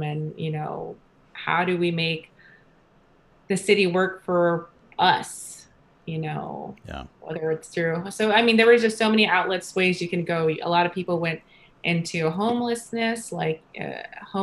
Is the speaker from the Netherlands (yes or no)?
no; New York, United States; moved away as an adult; now in Oakland, United States; I'm from New York, born and raised.